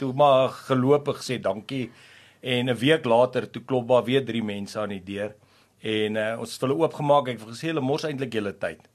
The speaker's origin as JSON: {"language": "Afrikaans", "town": "Pretoria", "region": "Gauteng", "country": "South Africa", "tie": "born or raised there", "said": "ek het daar in die Moot, Pretoria se deel groot geword."}